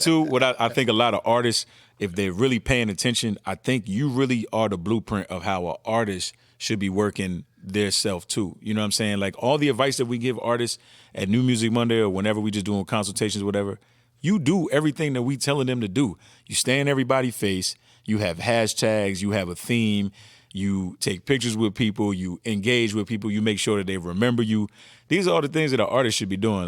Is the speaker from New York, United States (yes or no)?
no; New Jersey, United States; I'm from Jersey